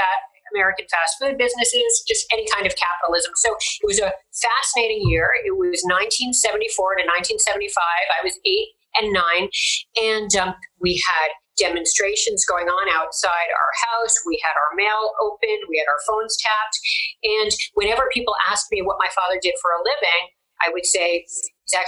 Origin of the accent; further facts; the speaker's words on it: Toronto, Ontario, Canada; moved away as an adult; also born or lived in Westchester, New York, United States / Chappaqua, New York, United States / Portugal; I originally was born in Westchester, and I lived there until I was eight. And then when I was eight, I actually moved to Portugal for a year and was able to live there, then came back to Westchester for one more year, Chappaqua. And then when I was 10, moved to Toronto. And I lived in Toronto until I was 17